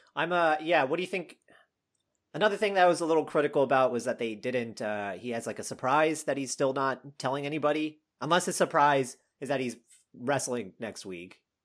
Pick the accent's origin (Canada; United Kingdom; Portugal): Canada; now in Austin, United States; I grew up in Canada